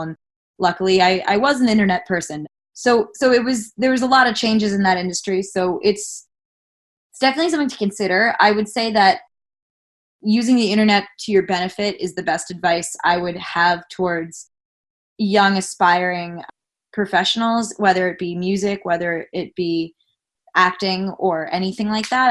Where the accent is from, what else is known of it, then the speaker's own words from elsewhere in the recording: Long Island, New York, United States; a kid growing up in Long Island, New York